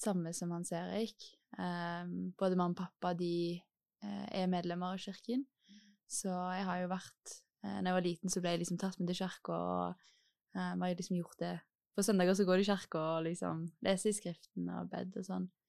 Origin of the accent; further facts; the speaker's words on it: Stavanger, Rogaland, Norway; moved away as an adult; now in Oslo, Norway; jeg er fra Stavanger